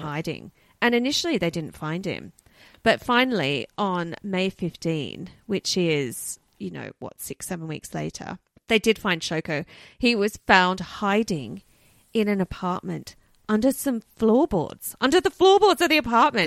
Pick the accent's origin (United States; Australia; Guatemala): Australia; we're Australian.